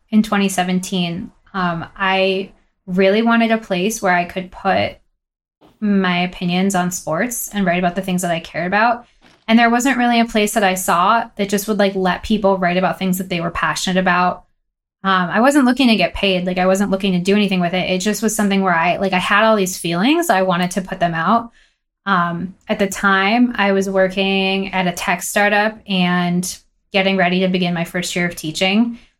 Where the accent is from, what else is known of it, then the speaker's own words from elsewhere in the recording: Boston, Massachusetts, United States; also born or lived in Long Island, New York / Israel / New York / Los Angeles; we moved to Boston when I was one. So, really, Boston's been my home.